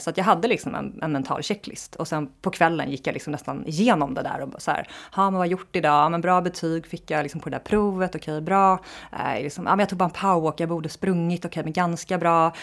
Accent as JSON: {"language": "Swedish", "town": "Lidingö", "region": "Stockholm County", "country": "Sweden", "tie": "born or raised there", "said": "jag är uppvuxen i Stockholm, på Lidingö, en förort utanför Stockholm"}